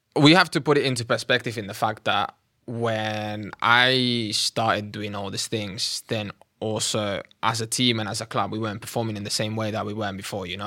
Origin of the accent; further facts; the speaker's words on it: Catalonia, Spain; moved away as an adult; now in London, United Kingdom; I was, uh, born and raised in Catalonia